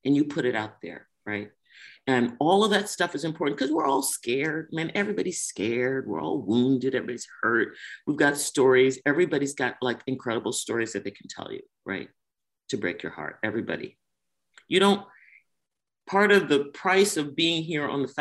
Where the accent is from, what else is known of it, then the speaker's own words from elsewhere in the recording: Washington, District of Columbia, United States; I grew up in Washington, D.C.